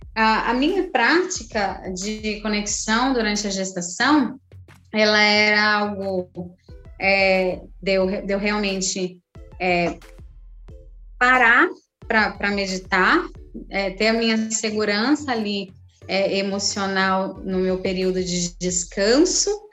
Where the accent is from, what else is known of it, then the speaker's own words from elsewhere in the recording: São José, Brazil; now in Praia Grande, Brazil; eu vivi o meu parto lá em São José, é, eu cheguei na maternidade muito tranquila